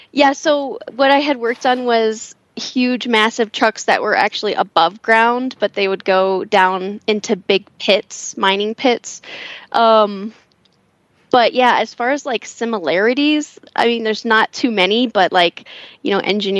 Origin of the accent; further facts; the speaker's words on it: suburb of Cleveland, Northeast Ohio, United States; moved away as an adult; also born or lived in Columbus, Ohio; now in Colorado Springs, United States; originally I'm from Northeast Ohio and lived like in a suburb of Cleveland